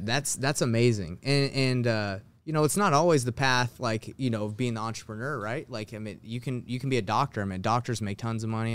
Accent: Atlanta, Georgia, United States; moved away as an adult; now in Salt Lake City, United States; I actually was born in, in Salt Lake City, Utah, but I moved when I was, like, you know, five or six to Atlanta, Georgia, where I grew up, uh, most of my life

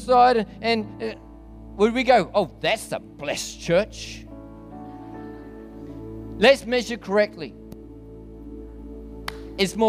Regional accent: New Zealand; now in Australia; I'm actually a Kiwi originally

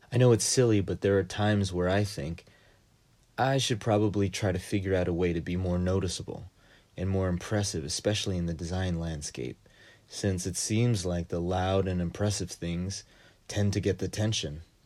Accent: United States; as a Filipino-Japanese immigrant who grew up and is working in the U S

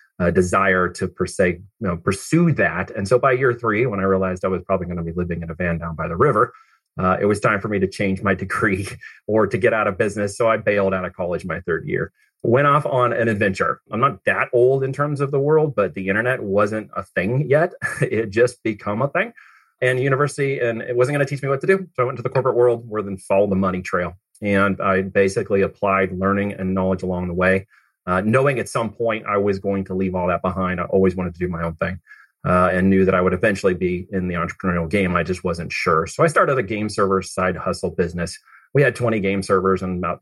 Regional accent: Oregon, United States; also born or lived in Missouri; I actually came from Missouri. But I ended up in Oregon and grew up there

